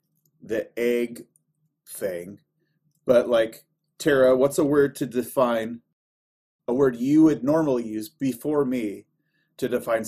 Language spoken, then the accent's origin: English; Oregon, United States; now in Columbus, United States; I grew up in Oregon, so from the Northwest.